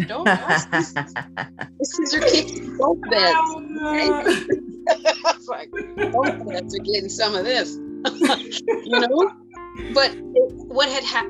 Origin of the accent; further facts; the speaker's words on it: Detroit, Michigan, United States; I'm from Detroit